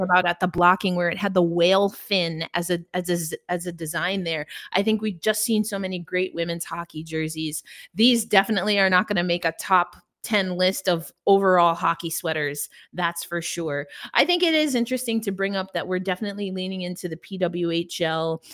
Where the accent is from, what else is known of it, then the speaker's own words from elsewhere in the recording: New York, United States; as a New Yorker